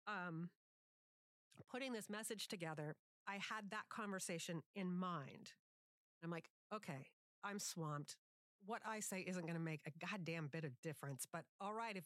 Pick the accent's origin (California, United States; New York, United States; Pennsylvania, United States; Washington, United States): Washington, United States; Seattle; Growing up in Seattle